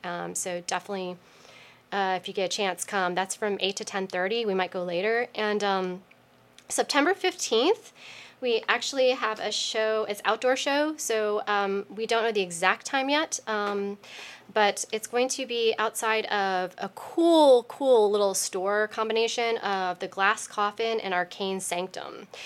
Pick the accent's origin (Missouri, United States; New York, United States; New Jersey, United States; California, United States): New York, United States; moved away; also born or lived in Chicago / San Francisco; I grew up for about 20 years in New York